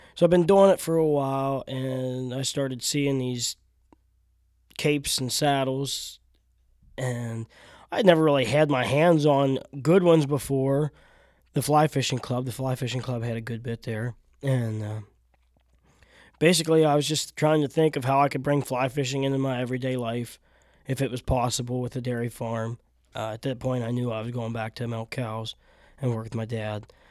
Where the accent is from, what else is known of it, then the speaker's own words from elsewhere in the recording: South Central Pennsylvania, United States; I'm born and raised in South Central P